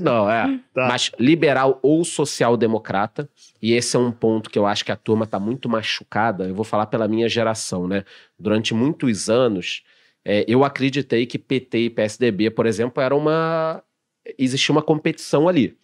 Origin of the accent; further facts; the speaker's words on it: Rio de Janeiro, Brazil; moved away; eu que sou carioca